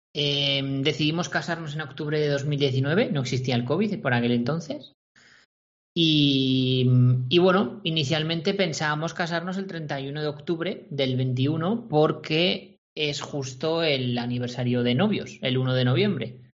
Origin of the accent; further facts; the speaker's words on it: Corella, Navarre, Spain; a Corella, ¿vale? En mi pueblo, en Navarra